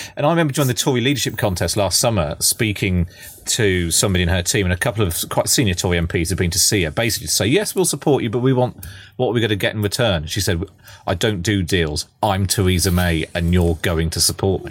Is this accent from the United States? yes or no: no; Somerset, South West England, United Kingdom; I'm from Somerset